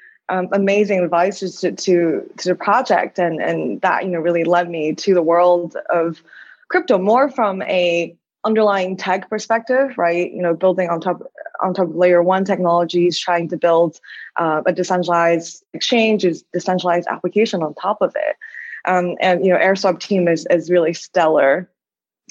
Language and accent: English; China; moved away as an adult; also born or lived in United States; now in Hong Kong; I was born and raised in China and then went to the States for college.